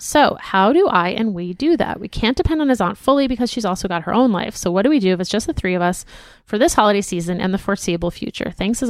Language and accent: English; Florida, United States; now in Colorado, United States; I grew up in Florida with Latino parents who had no idea that this was a thing.